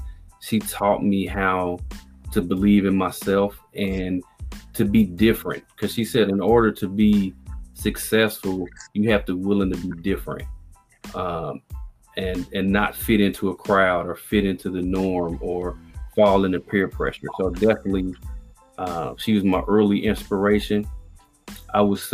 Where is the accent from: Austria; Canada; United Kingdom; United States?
United States; Indianapolis, Indiana; I grew up in Indianapolis, Indiana, on the north side